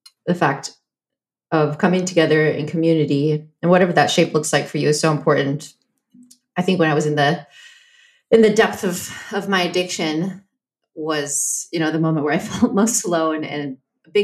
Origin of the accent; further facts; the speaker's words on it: Texas, United States; also born or lived in Mexico; even when we moved to Texas